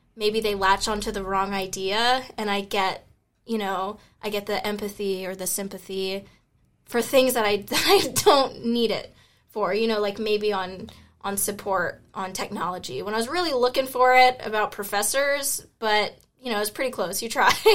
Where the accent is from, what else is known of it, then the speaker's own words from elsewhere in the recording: Memphis, Tennessee, United States; I'm from Memphis, Tennessee